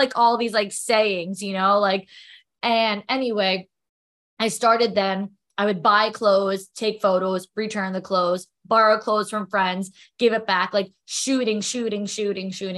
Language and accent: English; New York, United States; I'm a New Yorker